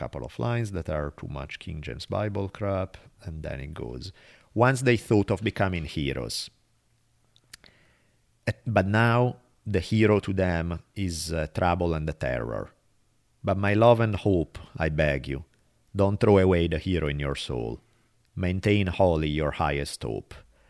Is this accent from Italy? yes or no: yes; Italy; accent: Italian; I have an Italian accent.